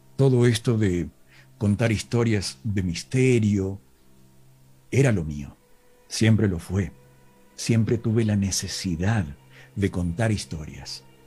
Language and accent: Spanish; Villa Dolores, Córdoba, Argentina; accent: interior Argentine (not porteño); Mi pueblo se llama Villa Dolores